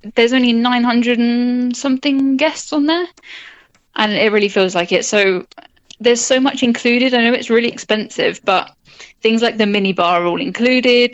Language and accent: English; United Kingdom; I'm from Britain